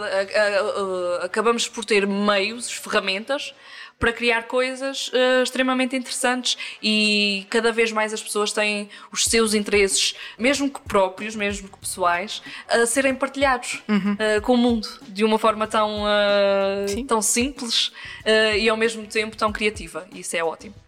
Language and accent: Portuguese; Angra do Heroísmo, Azores, Portugal; no Conselho de Angra do Heroísmo, freguesia de Santa Bárbara